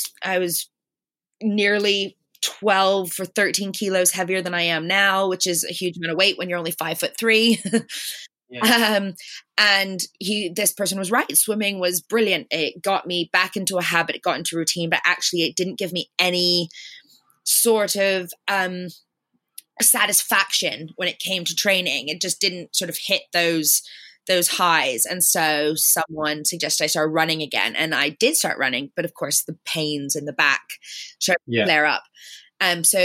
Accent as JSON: {"language": "English", "country": "Canada", "moved": "yes", "said": "I'm Canadian originally"}